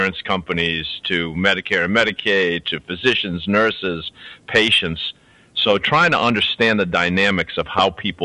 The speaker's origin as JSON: {"language": "English", "town": "Boston", "region": "Massachusetts", "country": "United States", "tie": "born or raised there", "also_born_or_lived": "Louisiana", "said": "I was raised in Boston as a Catholic"}